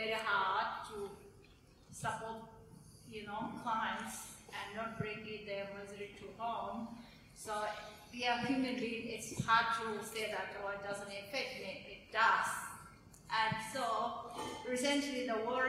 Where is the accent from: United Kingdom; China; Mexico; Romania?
China; Tibet; now in Melbourne, Australia; I'm from Tibet